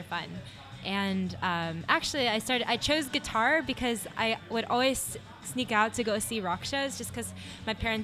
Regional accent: San Jose, California, United States; I grew up, born and raised, San Jose, California

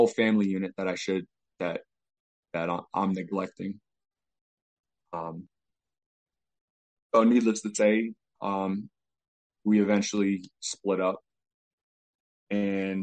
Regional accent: New York, United States; moved away; also born or lived in Albany; from New York.

